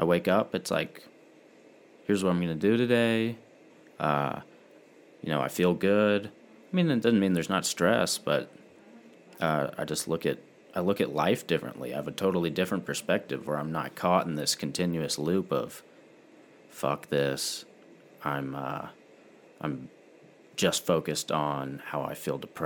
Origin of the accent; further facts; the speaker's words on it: Asheville, North Carolina, United States; growing up in Asheville, I have a real affinity for the area